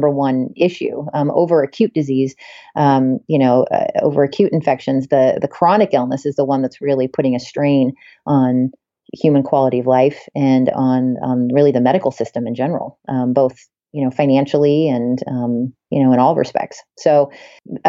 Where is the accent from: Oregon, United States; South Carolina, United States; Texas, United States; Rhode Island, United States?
Oregon, United States; Portland; moved away as an adult; now in New Hampshire, United States; I grew up in Portland, Oregon, actually. I'm not actually an East Coast girl. I'm a West Coast girl